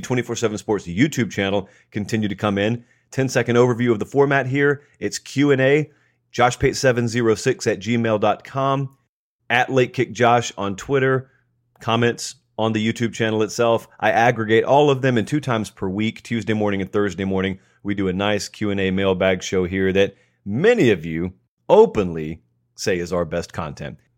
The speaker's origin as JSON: {"language": "English", "town": "Columbus", "region": "Georgia", "country": "United States", "tie": "born or raised there", "moved": "yes", "said": "my hometown of Columbus, Georgia"}